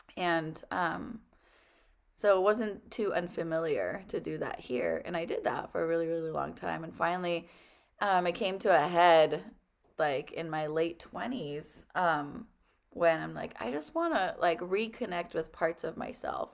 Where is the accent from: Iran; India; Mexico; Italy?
Iran; now in United States; I was born in Iran in the only Hindu temple